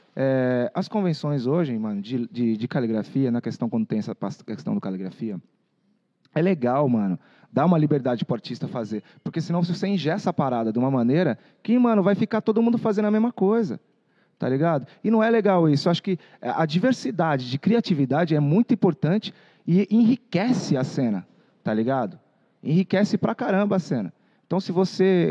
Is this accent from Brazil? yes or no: yes; Sorocaba, São Paulo, Brazil; also born or lived in Vinhedo / Valinhos / Louveira; Eu nasci no Brasil. Fui criado em Sorocaba, Zona Norte, quebrada